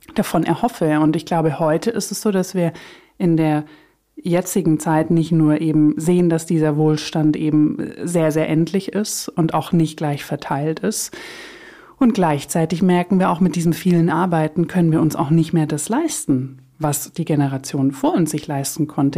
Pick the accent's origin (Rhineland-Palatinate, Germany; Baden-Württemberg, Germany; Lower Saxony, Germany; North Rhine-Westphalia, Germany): Baden-Württemberg, Germany; Swabia; ich komme aus Süddeutschland, für alle, die es nicht wissen oder hören, ähm, aus dem Schwabeländle